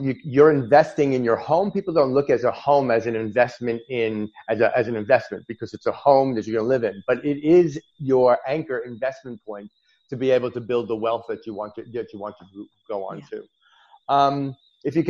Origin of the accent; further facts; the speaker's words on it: New York, United States; now in Australia; I'm an American originally, a New Yorker by birth